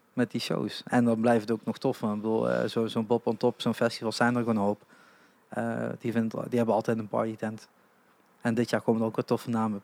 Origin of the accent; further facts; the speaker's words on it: Limburg, Netherlands; als Limburger